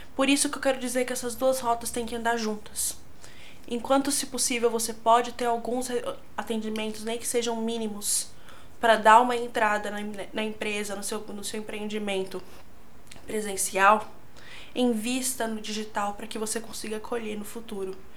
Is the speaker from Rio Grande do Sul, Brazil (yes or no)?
no; São Paulo, Brazil; eu sou de São Paulo